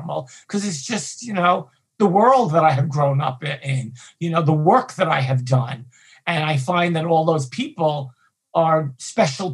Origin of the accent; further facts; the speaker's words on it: New York City, New York, United States; I grew up in Brooklyn, Hispanic, gay.